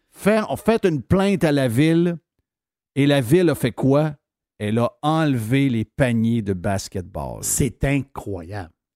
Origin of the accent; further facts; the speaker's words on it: Saguenay, Quebec, Canada; Je suis de Chicoutimi Nord